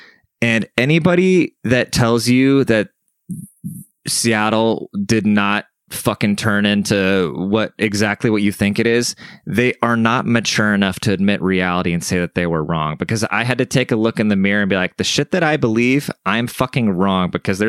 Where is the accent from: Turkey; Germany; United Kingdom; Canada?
Germany; now in San Antonio, United States; I'm German, right? So I grew up in Germany. My family speaks German and everything, and I've never been around my people, like all besides when I lived in Germany. But as soon as I came to the States, I've never really been around Germans